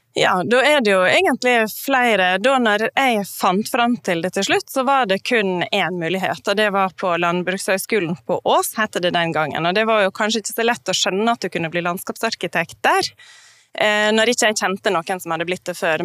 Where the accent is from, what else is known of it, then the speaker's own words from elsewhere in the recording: Norway; also born or lived in Oslo; now in Northern Norway; Jeg er jo ikke fra Nord-Norge, men jeg er fra en liten plass